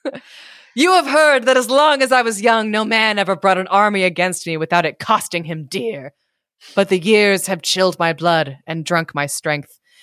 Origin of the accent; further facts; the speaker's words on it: California, United States; moved away as an adult; now in Maryland, United States; as a Californian